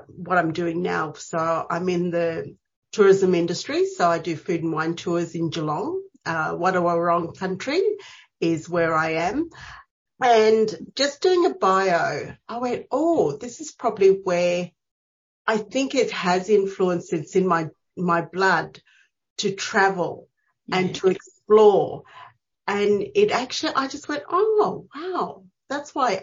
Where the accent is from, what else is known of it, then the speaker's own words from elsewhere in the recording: Wewak, East Sepik, Papua New Guinea; moved away; I grew up in New Guinea, so a little place called Wewak, which is on the coast